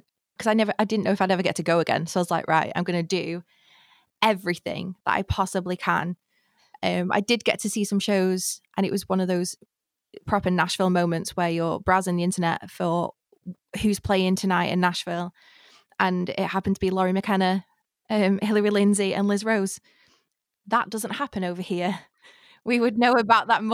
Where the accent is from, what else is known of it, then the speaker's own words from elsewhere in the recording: Blackpool, North West England, United Kingdom; my hometown does, which is Blackpool